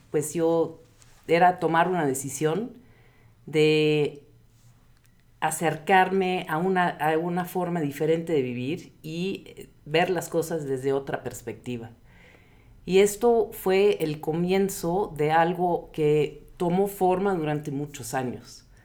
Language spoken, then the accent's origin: Spanish; England, United Kingdom; now in Mexico; como inglesa viviendo en México, yo dije, esto no es lo, que yo necesito, porque